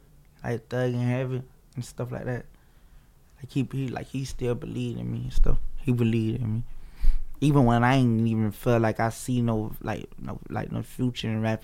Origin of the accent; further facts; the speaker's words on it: Florida, United States; Broward County.